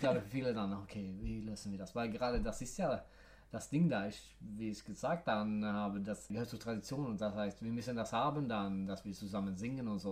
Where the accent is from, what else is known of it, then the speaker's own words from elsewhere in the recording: near Gothenburg, Västra Götaland, Sweden; German is a second language; now in Stockholm, Sweden; Ich bin ja in der Nähe von Göteborg aufgewachsen